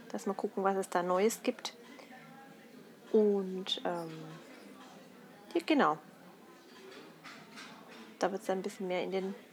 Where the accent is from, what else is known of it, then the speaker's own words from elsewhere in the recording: Swabia, Germany; da muss ich als Schwabe kommen